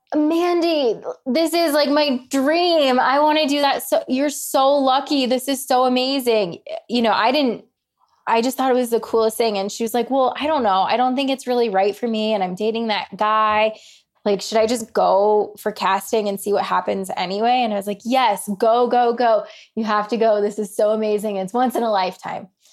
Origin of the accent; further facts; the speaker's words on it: Colorado, United States; I grew up in Colorado